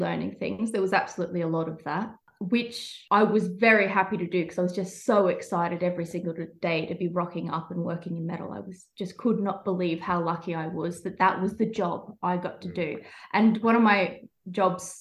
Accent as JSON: {"language": "English", "town": "Rockhampton", "region": "Queensland", "country": "Australia", "tie": "born or raised there", "also_born_or_lived": "Brisbane", "moved": "as an adult", "lives_now": "Tasmania, Australia", "said": "I grew up in Rockhampton area"}